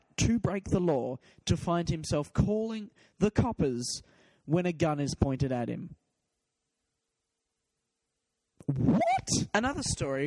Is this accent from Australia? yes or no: yes; Perth, Western Australia, Australia; Perth, my hometown